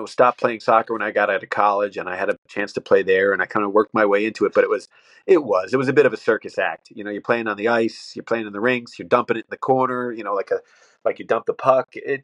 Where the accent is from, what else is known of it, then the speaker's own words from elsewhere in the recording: Connecticut, United States; I grew up in Connecticut.